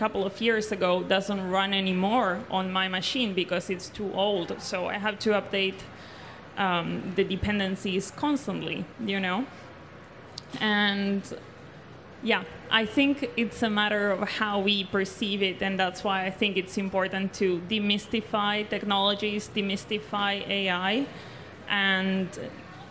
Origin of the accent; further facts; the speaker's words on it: Argentina; I was born and raised in South America, more particularly in Argentina